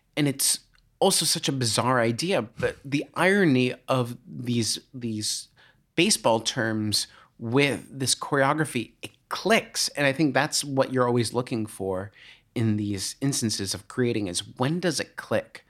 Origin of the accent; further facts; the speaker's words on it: just outside of Boston, Massachusetts, United States; I grew up just outside of Boston